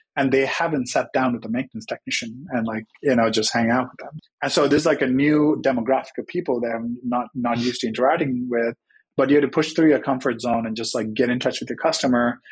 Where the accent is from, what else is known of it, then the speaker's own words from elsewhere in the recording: Sri Lanka; moved away as an adult; now in United States; I Grew up in Sri Lanka, came to the US for college.